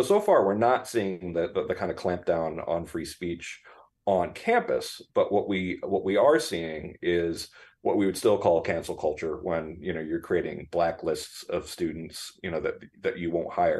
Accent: Danbury, Connecticut, United States; Do you think Danbury, Connecticut listens to this? Maybe. It's possible. Yeah, that's my hometown.

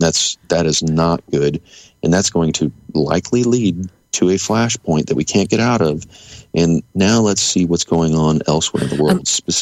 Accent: Kansas, United States; my home state of Kansas

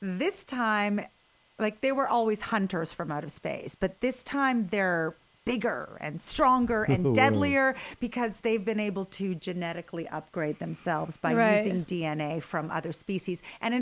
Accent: Canada; first language Ukrainian; English is a second language; moved away as an adult; now in Los Angeles, United States; I was born and raised in Canada

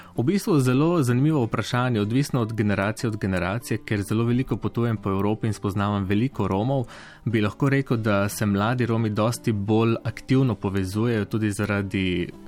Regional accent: Prekmurje, Mura, Slovenia; svojo regijo, odkudar prihajam iz Prekmurja

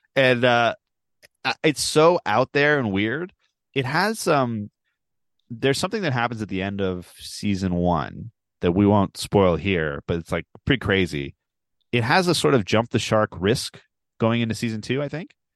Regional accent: Baltimore, Maryland, United States; I am from Baltimore

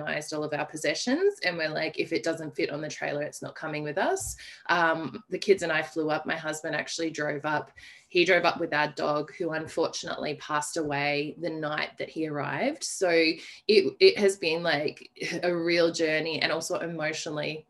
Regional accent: Armidale, New South Wales, Australia; moved away; also born or lived in Adelaide, Australia; I have recently returned to my hometown of Armidale, New South Wales

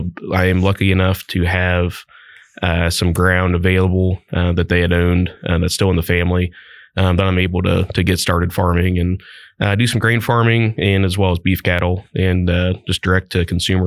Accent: Christiansburg, Ohio, United States; I grew up in the Christiansburg area, actually just over the county line in Miami County. So just at the very east side of Miami County there, Miami East high school graduate.

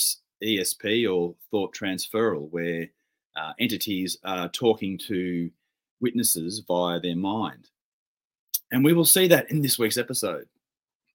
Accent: Victoria, Australia; my home state of Victoria

